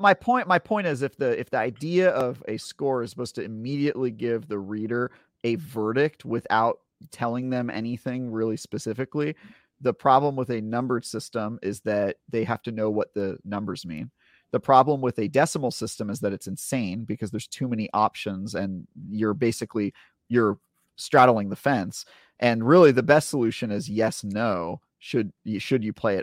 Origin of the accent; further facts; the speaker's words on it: United States; I'm an American